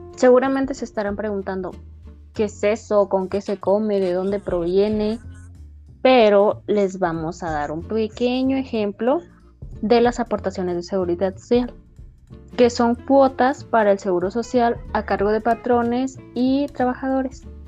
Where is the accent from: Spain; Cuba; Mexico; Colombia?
Mexico; para la mayoría de nosotros como mexicanos